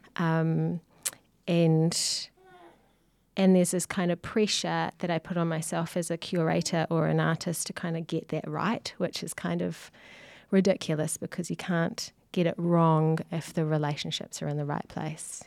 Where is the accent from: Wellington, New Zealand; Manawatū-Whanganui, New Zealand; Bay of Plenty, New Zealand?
Manawatū-Whanganui, New Zealand; Whanganui; also born or lived in Manchester, United Kingdom; now in Auckland, New Zealand; I come from Wanganui